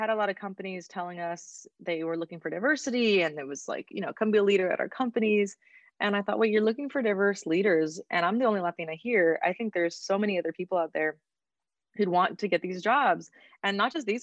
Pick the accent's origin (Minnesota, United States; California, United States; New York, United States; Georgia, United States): California, United States; Oxnard; I'm from Oxnard, California. My family is from Mexico. Both my parents' families are originally from there. And I grew up in a city that feels like a small town